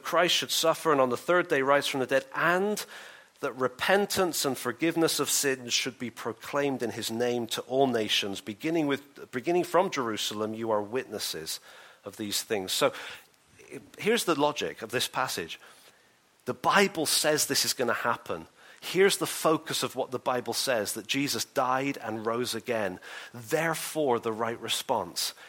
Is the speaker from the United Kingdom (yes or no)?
yes; England, United Kingdom; I'm English